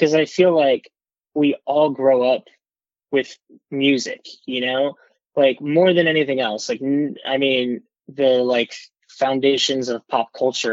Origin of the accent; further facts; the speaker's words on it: South Texas, United States; moved away as an adult; also born or lived in Los Angeles / Nashville / Corpus Christi; now in New York, United States; I grew up in South Texas where I didn't have a scene